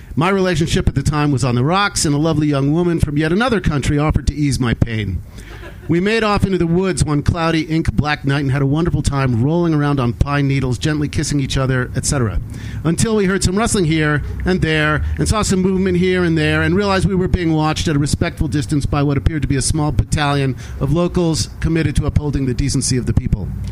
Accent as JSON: {"language": "English", "region": "Western Massachusetts", "country": "United States", "tie": "born or raised there", "said": "I grew up in Western Massachusetts"}